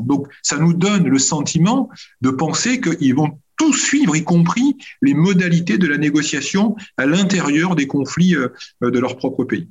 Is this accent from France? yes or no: yes; France; en tant que Français et Européens